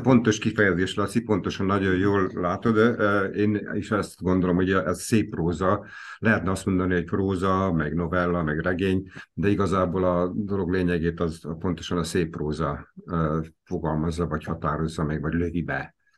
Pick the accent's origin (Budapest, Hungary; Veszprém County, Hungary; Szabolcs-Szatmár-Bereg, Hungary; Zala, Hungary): Veszprém County, Hungary; Veszprém